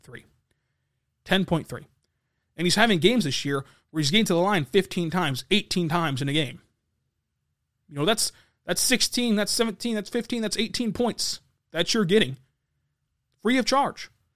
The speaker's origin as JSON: {"language": "English", "town": "Lawton", "region": "Oklahoma", "country": "United States", "said": "I'm from Lawton. Uh, still live in Lawton"}